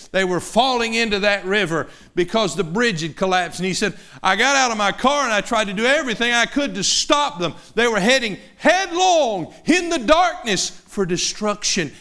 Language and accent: English; Knoxville, Tennessee, United States; a seven-year-old boy growing up in Knoxville, Tennessee